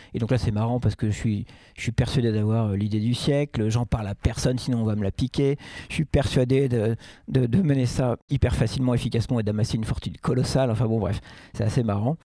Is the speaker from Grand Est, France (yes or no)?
no; Paris, Île-de-France, France; moved away as an adult; also born or lived in Rennes; now in Nantes, France; Je suis né en 1973 à Rennes et j'ai vécu 7 ans là-bas. Cette année, donc j'étais tout jeune, évidemment. Et après, euh, on a déménagé à Paris. Et, donc moi, j'ai grandi à Paris. J'y ai vécu de 7 ans à 37 ans